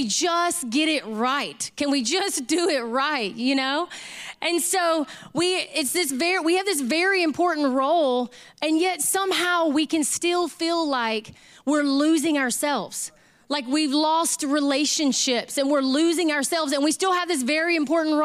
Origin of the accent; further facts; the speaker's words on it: Southeast Texas, United States; I grew up in Southeast Texas